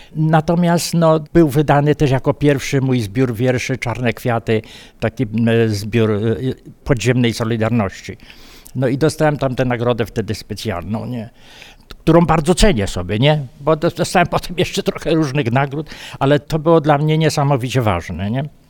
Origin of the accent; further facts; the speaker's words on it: Miejsce Piastowe, Subcarpathian Voivodeship, Poland; now in Istebna, Poland; urodziłem się w miejscu piastowym, mieszkałem e, na Kubalonce, to jest taka część Istebnej i tam po prostu żyję do dziś, to, czyli ponad 50 lat